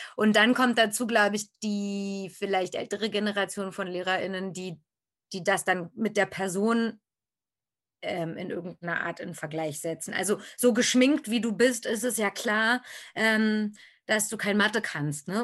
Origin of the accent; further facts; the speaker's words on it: Berlin, Germany; ich bin in Berlin geboren und da auch zur Schule gegangen